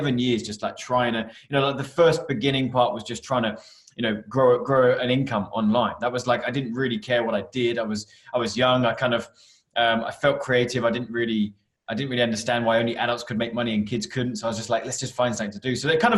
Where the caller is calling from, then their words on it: Canterbury, South East England, United Kingdom; So I come to the office, which is just outside of Canterbury in the UK.